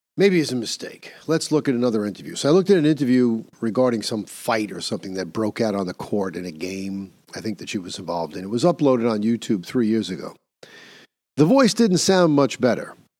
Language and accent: English; New York, United States; my home state of liberal New York